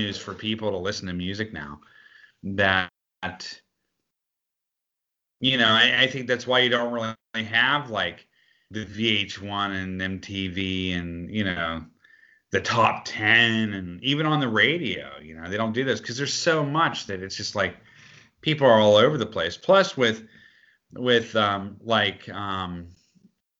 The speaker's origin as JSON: {"language": "English", "town": "Pittsburgh", "region": "Pennsylvania", "country": "United States", "tie": "born or raised there", "said": "Not growing up in Pittsburgh, we weren't"}